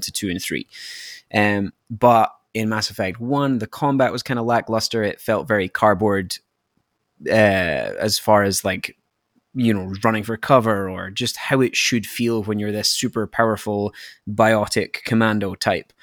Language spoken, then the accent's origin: English; Scotland, United Kingdom; moved away; from my accent that I'm not from, uh, I'm not from Canada, I'm from Scotland